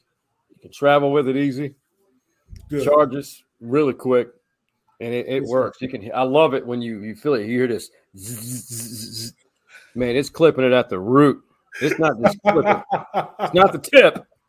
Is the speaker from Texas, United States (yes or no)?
yes; Austin, Texas, United States; I started going to Texas baseball games at a young age here in Austin, Texas, growing up before I left forever.